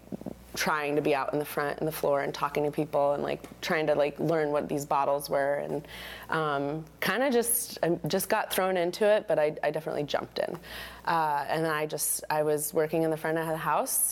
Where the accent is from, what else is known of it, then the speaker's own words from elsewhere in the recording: Colorado, United States; moved away; growing up in Colorado